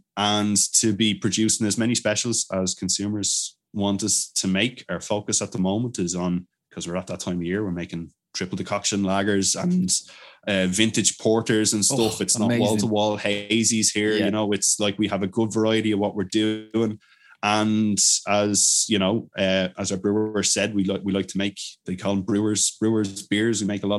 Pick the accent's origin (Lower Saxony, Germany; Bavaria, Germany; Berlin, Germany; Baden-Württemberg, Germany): Bavaria, Germany; Bamberg; I'm from Bamberg in Germany.